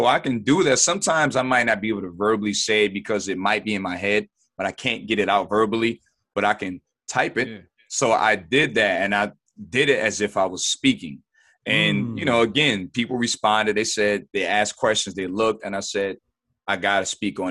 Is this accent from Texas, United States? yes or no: no; Buffalo, New York, United States; Buffalo, New York. Not born, but raised. Been here pretty much all my life